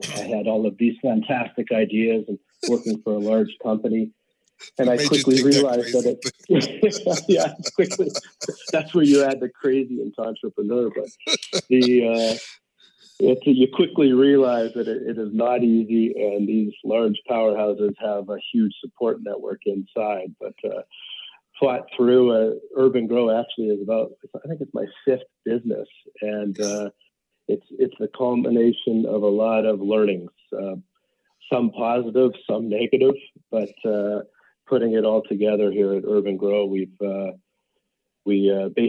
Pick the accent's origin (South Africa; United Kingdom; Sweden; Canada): Canada; moved away as an adult; now in Denver, United States; I'm born and raised in Canada, and I've been in the US now for 25 years.